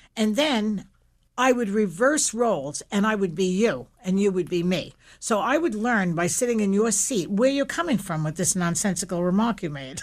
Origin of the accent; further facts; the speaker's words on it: New York City, New York, United States; I grew up in Williamsburg, Brooklyn